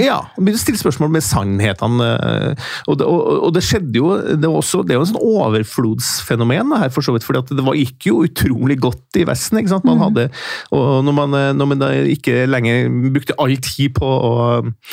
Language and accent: Norwegian; Steinkjer, Trøndelag, Norway; accent: Trøndersk; moved away; mens jeg kommer fra Midt-Norge, da, derav min trønderske eh, melodi. Eh, og En liten by som heter Steinkjer, og der eh, vokste opp